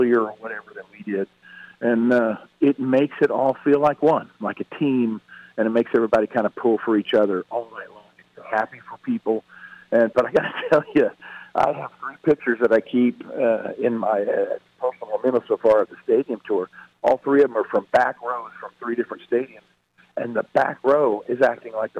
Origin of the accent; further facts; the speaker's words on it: Oklahoma, United States; where I grew up in Oklahoma